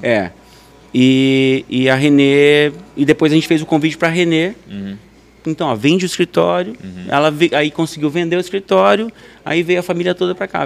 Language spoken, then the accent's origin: Portuguese; Faxinal, Brazil; moved away as an adult; also born or lived in Hyannis Port, Massachusetts, United States; com 18 anos, eu saí de Faxinal